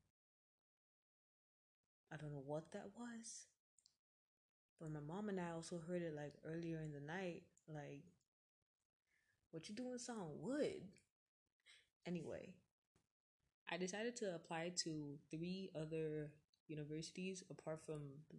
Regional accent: Atlanta, Georgia, United States; I was born in Atlanta, Georgia

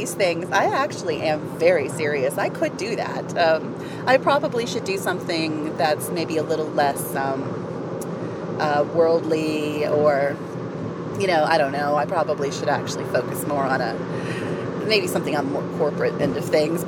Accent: Appalachia, United States; I'm a mountain girl. I'm from Appalachia.

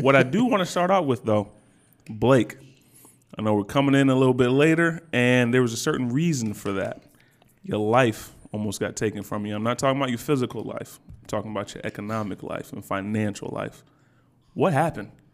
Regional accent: Virginia Beach, Virginia, United States; now in Detroit, United States; I'm from Virginia Beach all day.

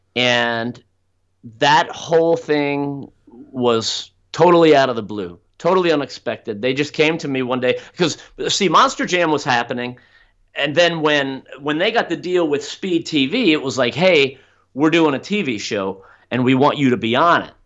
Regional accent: South Florida, United States; also born or lived in Orlando, Florida; I grew up down in South Florida, which is in the southeastern

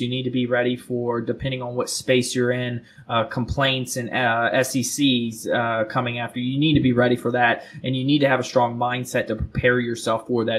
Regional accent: South Florida, United States; now in Charlotte, United States; I'm originally from South Florida

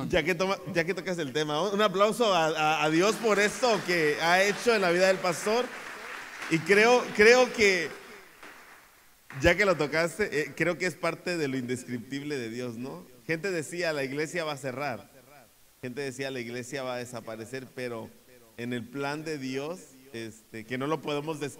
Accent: Torreón, Coahuila, Mexico; porque soy de Torreón, ¿no?

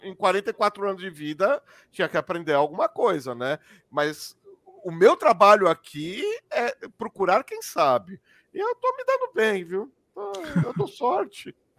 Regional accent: Brazil

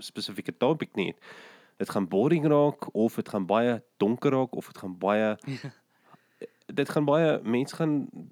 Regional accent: West Rand, Gauteng, South Africa; also born or lived in Krugersdorp; ek het in die Wesrand groot geword

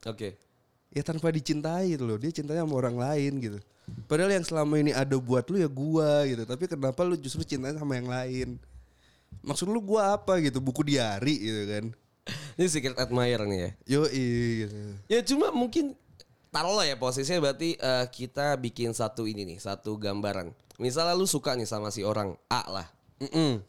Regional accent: Samarinda, East Kalimantan, Indonesia; di Samarinda.

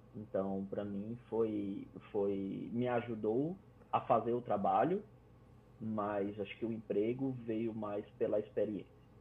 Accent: Fortaleza, Ceará, Brazil; moved away as an adult; now in Canada; Eu sou de Fortaleza, então 32 graus o ano inteiro

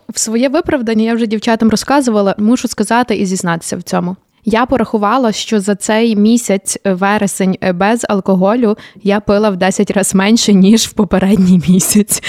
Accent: Sykhiv, Lviv Oblast, Ukraine; я виросла на Сихові

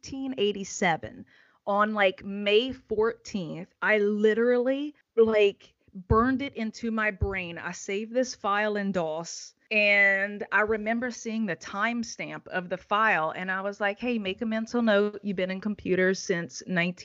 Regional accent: Kaplan, Louisiana, United States; accent: Cajun; moved away as an adult; also born or lived in California / Washington, D.C.; I was born and raised in Southwest Louisiana in a little town called Kaplan in Vermilion Parish, which is known as the most Cajun place on earth

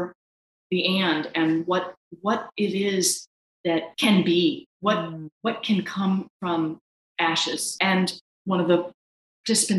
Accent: the Ozarks, United States; now in St. Louis, United States; I am from the Ozarks, but I haven't lived there in years. I live up north. I live in St. Louis

